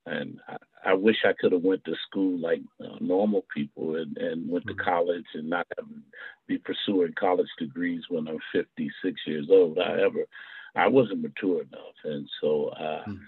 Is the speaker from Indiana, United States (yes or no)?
yes; Indianapolis, Indiana, United States; I'm born and bred in Indianapolis, Indiana, a product of Indianapolis Public Schools